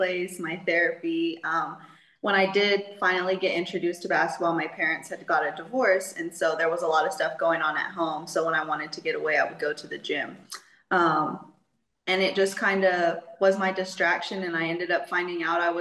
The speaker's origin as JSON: {"language": "English", "region": "Texas", "country": "United States", "tie": "born or raised there", "moved": "as an adult", "lives_now": "Mexico", "said": "I am from Texas in the United States. Kind of grew up all around Texas"}